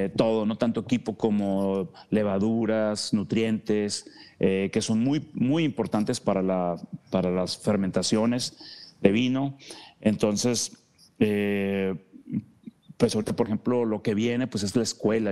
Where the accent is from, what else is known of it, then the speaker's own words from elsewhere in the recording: Mexico; como mexicanos